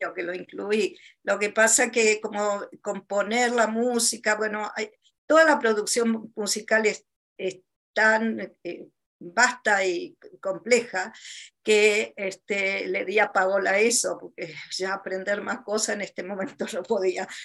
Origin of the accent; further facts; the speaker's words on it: Buenos Aires, Argentina; moved away; also born or lived in Chile; En Argentina, bueno, en Buenos Aires, donde yo nací